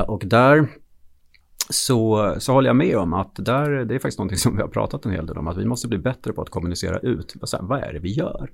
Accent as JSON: {"language": "Swedish", "region": "Gotland", "country": "Sweden", "tie": "born or raised there", "said": "jag är född på Gotland då, så att eh, jag skulle börja spela hockey i Visby AIK. Och jag var, tror jag, sex år gammal"}